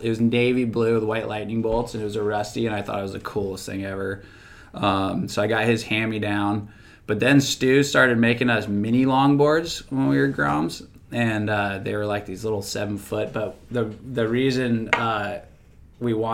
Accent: San Diego, California, United States; I grew up in Claremont

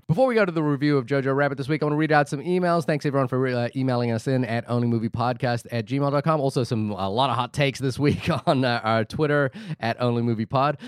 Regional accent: Wellington, New Zealand; my hometown of Wellington

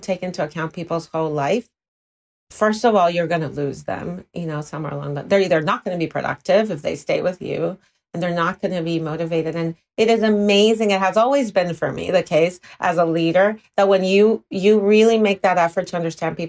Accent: Puerto Rico; moved away; I'm from Puerto Rico originally, so that Latino passion can come through.

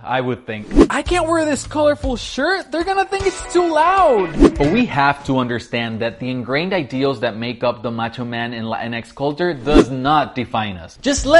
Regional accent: Puerto Rico; Growing up in Puerto Rico

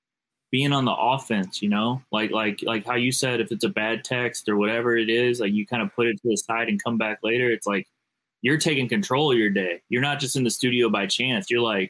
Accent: St. Louis, Missouri, United States; You know I'm from St. Louis, bro.

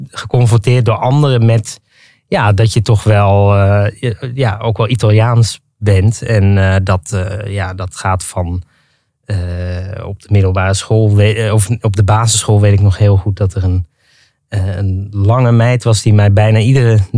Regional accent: Netherlands; born or raised there

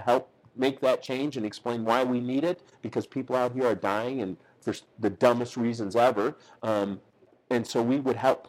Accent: St. Paul, Minnesota, United States; moved away as an adult; now in Kansas City, United States; So when I grew up in St. Paul, Minnesota

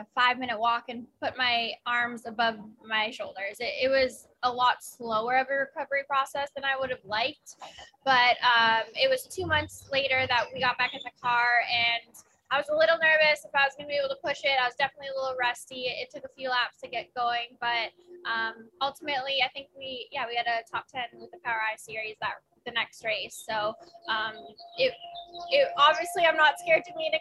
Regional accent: Canada

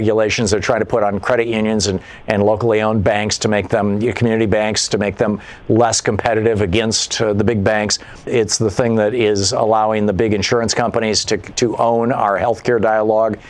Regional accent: Michigan, United States; I grew up in Michigan

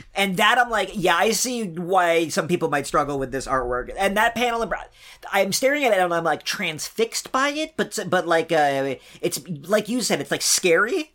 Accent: East Coast, United States; I'm from the East Coast

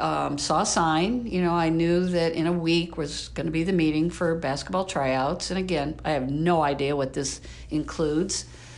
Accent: Jonesville, Michigan, United States; So I grew up in Jonesville, Michigan, not Jonestown

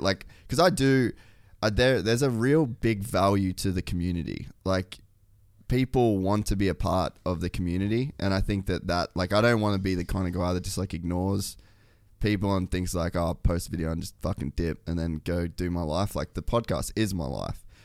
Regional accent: Australia; moved away; also born or lived in United States; I'm Australian

